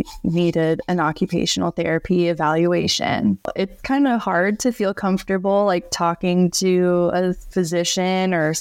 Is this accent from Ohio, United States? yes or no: no; Florida, United States; I grew up in Florida